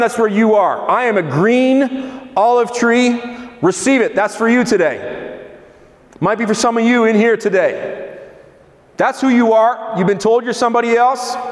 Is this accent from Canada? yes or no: no; Israel; I grew up in Israel